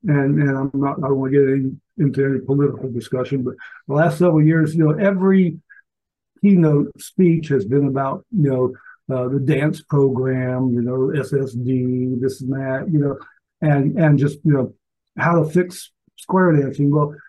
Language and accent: English; Alaska, United States; born there; also born or lived in Valdosta, Georgia; I was born in Alaska. Went to 12 different schools in my 12 years of primary education, and did a lot of moving around and whatnot, but ended up at Moody Air Force Base in Valdosta for my last 3 years